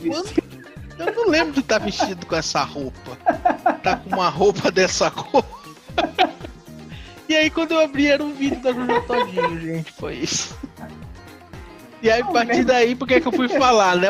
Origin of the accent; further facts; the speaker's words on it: Northeast Region, Brazil; eu, eu sou nordestino